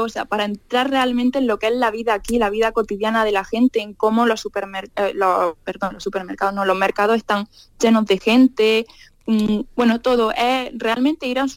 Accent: Granada, Andalusia, Spain; pues ningún lado, yo soy del sur. Y me dicen, ah, sí, digo, sí, yo soy de Granada.

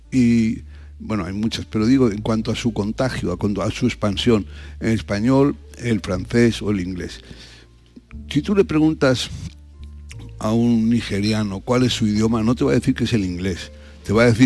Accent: Spain; Pero somos, no somos los españoles propietarios, somos copropietarios.

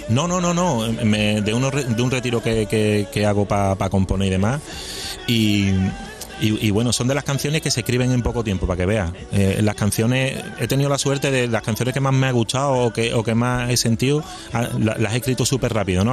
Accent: Seville, Andalusia, Spain; mi tierra y, viendo a mi gente

